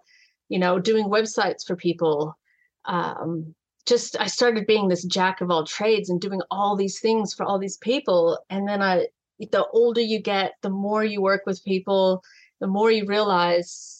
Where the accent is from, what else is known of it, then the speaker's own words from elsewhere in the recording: California, United States; moved away as an adult; also born or lived in San Diego; now in Gold Coast, Australia; I am a California girl